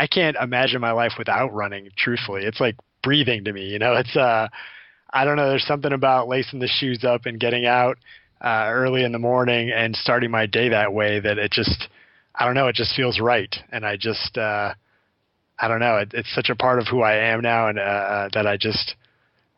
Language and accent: English; Sacramento, California, United States; moved away; I'm actually from Sacramento. So my parents and my siblings all live there.